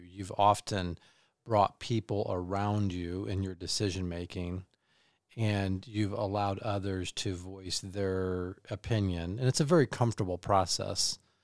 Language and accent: English; Kansas City, United States; moved away as an adult; now in Michigan, United States; I grew up in Kansas City